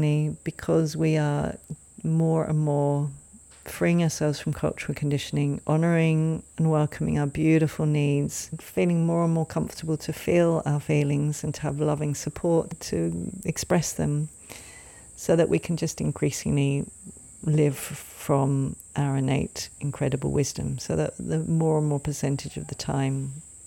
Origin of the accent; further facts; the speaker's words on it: England, United Kingdom; moved away; when I lived in England, when I grew up in England